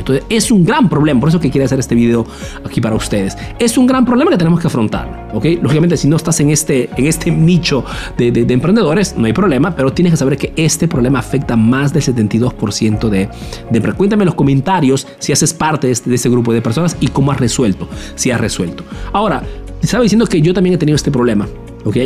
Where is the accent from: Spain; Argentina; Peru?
Peru; now in Italy